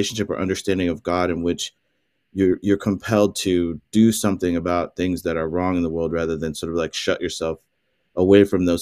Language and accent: English; Southwest Missouri, United States; moved away; I grew up in Southwest Missouri